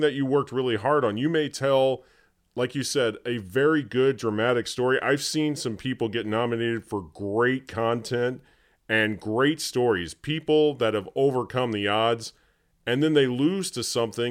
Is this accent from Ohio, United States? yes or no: no; Terre Haute, Indiana, United States; moved away as an adult; now in Michigan, United States; when I was back in my hometown of Terre Haute, Indiana